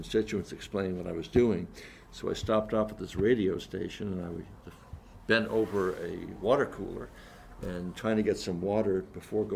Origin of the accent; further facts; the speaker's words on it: Bangor, Maine, United States; moved away as an adult; also born or lived in Boston; My hometown is Bangor, Maine. Grew up in Maine